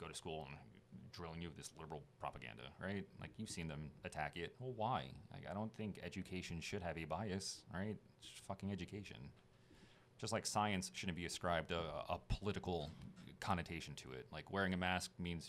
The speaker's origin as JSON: {"language": "English", "region": "New York", "country": "United States", "said": "I'm from New York"}